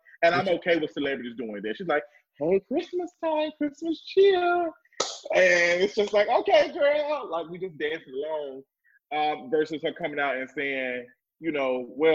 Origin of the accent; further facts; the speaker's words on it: Memphis, Tennessee, United States; moved away as an adult; now in Atlanta, United States; I grew up in Memphis, Tennessee. I'm born and raised there all of my life. I moved to Atlanta